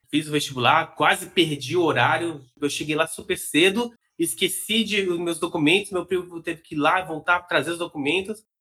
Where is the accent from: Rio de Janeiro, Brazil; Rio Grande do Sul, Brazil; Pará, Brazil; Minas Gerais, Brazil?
Minas Gerais, Brazil; moved away as an adult; E, então, eu, eu sou de Minas Gerais, morei lá até meus 18 anos, que é mais ou menos quando vem essa época da, da faculdade.